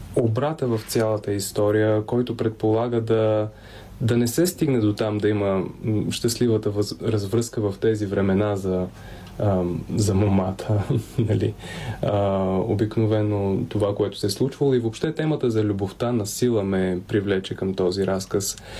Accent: Pazardzhik, Pazardzhik Province, Bulgaria; also born or lived in Simeonovets, western Rhodopes; Аз съм роден в Пазарджик, но първите си години, да не кажа почти до учи, докато не тръгнах на училище, съм прекарал на село, което е едно малко село между Септември и Велинград в западните Родопи, казва се Симеоновец.

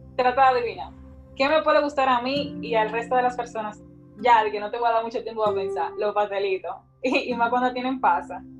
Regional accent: Dominican Republic

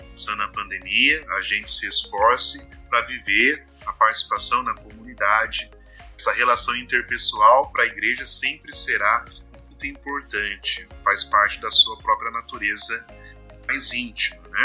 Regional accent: Pindamonhangaba, São Paulo, Brazil; Eu sou aqui de Pitamonhangaba.

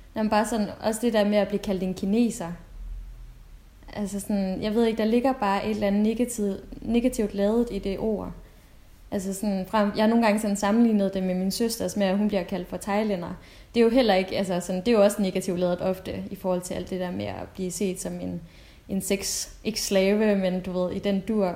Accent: Denmark; jeg er fra Danmark

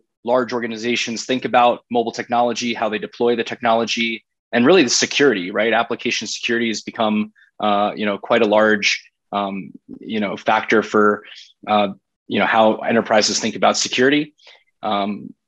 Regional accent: South Florida, United States; moved away as an adult; also born or lived in Boston / Breckenridge, Colorado; now in Brooklyn, New York, United States; I grew up in South Florida

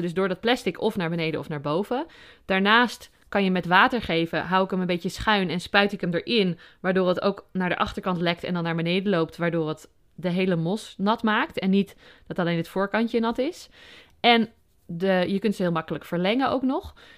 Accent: Overijssel, Netherlands; moved away as an adult; also born or lived in Utrecht; now in Noordwijk, Netherlands; ik ben ehm, opgegroeid in Overijssel

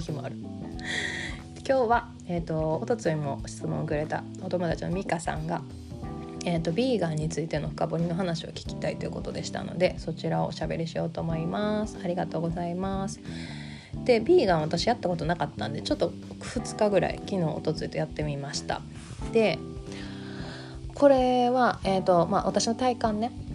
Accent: Kansai, Japan; accent: Kansai-ben

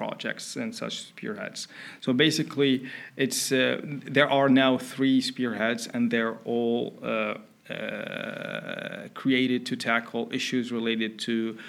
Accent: Mauritania; also born or lived in Finland; now in Netherlands; I'm originally from Mauritania. It's a country in West Africa.

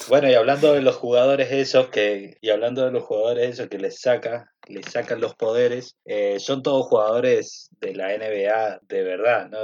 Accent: Mendoza, Argentina; soy mendocino. Nací

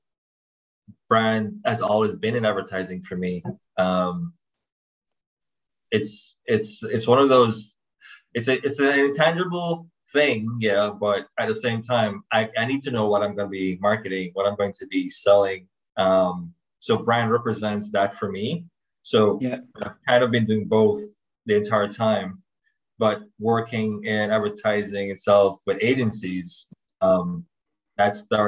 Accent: Kingston, Jamaica; I'm from Kingston, Jamaica, but I'm a co-founder of an agency that works out of Miami, globally from there

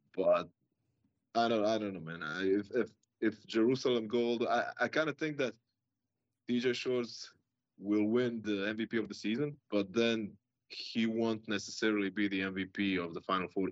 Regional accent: Croatia; we're from Croatia, both of us

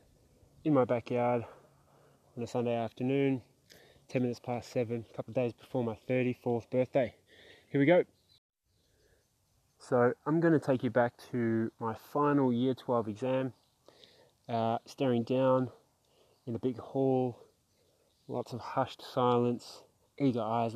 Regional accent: South Australia, Australia; also born or lived in Melbourne, Victoria, Australia; managed to arrive to Australia, where we grew up in South Australia, eventually settling in the western suburbs of Melbourne

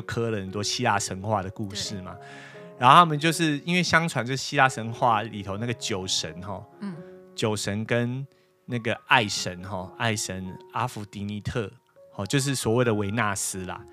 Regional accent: Taipei, Taiwan; 我小时候就吃乖乖而已啊。因为台北比较少看到人家卖椒，因为我小时候也很少出去啊

